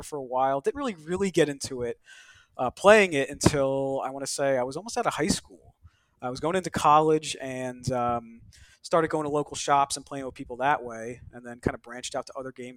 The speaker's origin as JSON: {"language": "English", "town": "Stony Brook", "region": "New York", "country": "United States", "tie": "born or raised there", "moved": "yes", "lives_now": "New Jersey, United States", "said": "I was born in Stony Brook"}